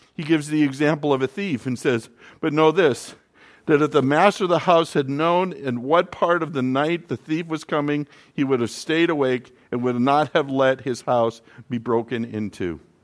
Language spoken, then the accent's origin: English; North Dakota, United States; moved away; also born or lived in Florida; growing up in North Dakota